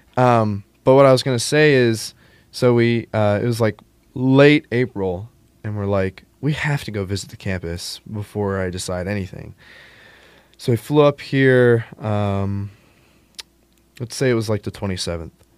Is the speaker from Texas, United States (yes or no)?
yes; Texas, United States; moved away as an adult; now in West Lafayette, United States